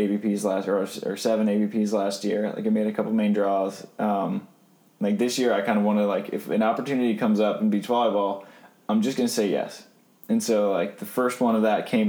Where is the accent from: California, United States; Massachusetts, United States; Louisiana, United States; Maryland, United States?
Maryland, United States; I grew up in Maryland.